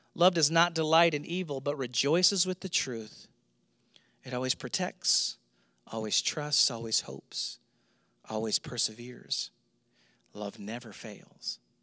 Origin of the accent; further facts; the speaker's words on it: St. Louis, Missouri, United States; moved away; I grew up in Saint Louis